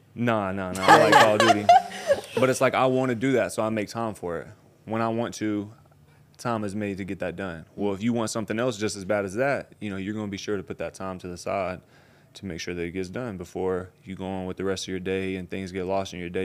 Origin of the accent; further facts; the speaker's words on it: Tennessee, United States; I'm from Tennessee, way out in the country